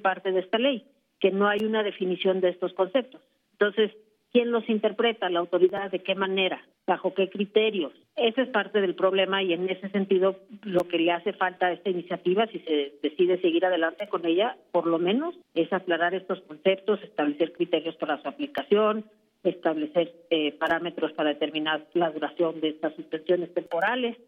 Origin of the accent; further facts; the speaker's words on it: Mexico; como mexicanos